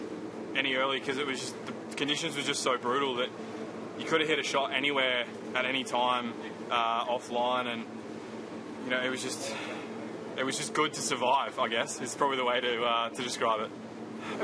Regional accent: Australia; moved away; growing up in Australia

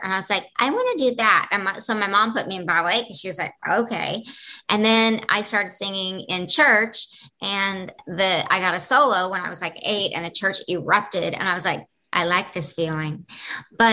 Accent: the Bible Belt, United States; I grew up in the Bible Belt.

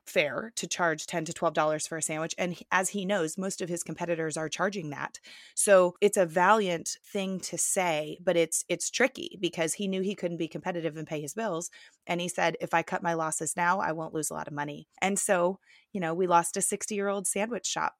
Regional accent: Plano, Texas, United States; I grew up in Plano

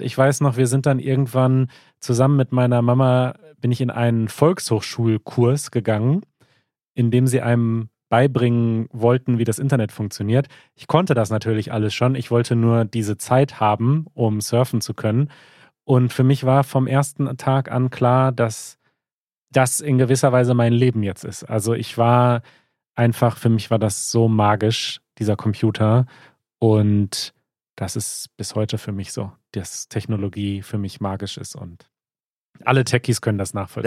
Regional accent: Germany; first language German; ich bin ja voll in Deutschland aufgewachsen, deutschsprachig aufgewachsen, bin in Deutschland zur Schule gegangen.

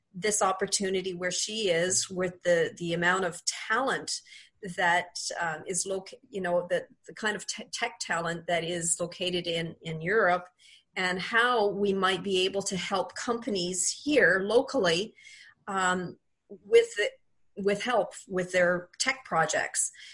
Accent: Quebec, Canada; moved away as an adult; now in Ontario, Canada; I um, am a Quebec born and raised uh, girl, so I'm French Canadian

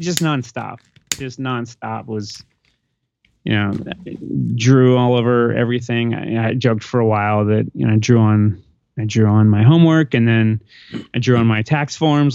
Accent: Phoenix, Arizona, United States; moved away as an adult; also born or lived in Des Moines, Iowa / Tucson, Arizona / Jersey City, New Jersey; now in San Diego, United States; I'm originally from Phoenix, uh, born

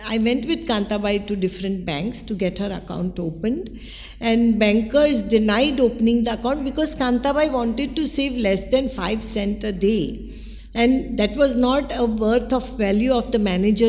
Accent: Mumbai, Maharashtra, India; also born or lived in Mhaswad; I was born and raised in Mumbai.

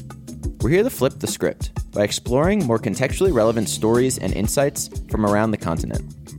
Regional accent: United States; now in Johannesburg, South Africa; I'm an American expat living in Johannesburg, South Africa

